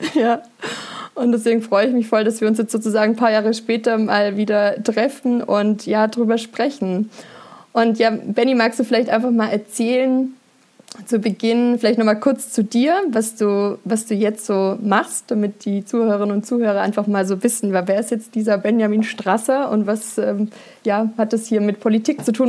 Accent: Berg, Germany; aus dem Dorf, wo ich groß geworden bin, in Berg

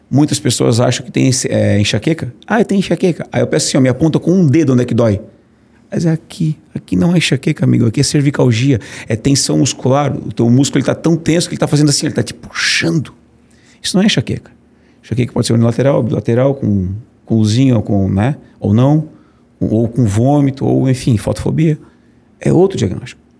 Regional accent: Brusque, Santa Catarina, Brazil; now in Florianópolis, Brazil; Eu sou de Brusque, brusquense, né?

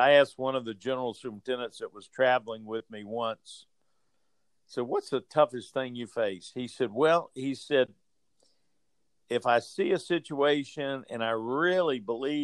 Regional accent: Georgia, United States; I was raised in Georgia

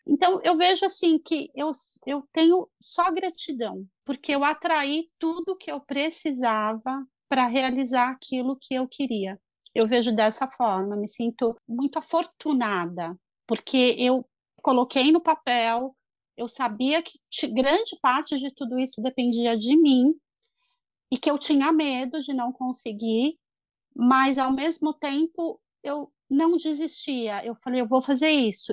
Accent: Brazil; moved away as an adult; now in Ireland; eu sou brasileiro

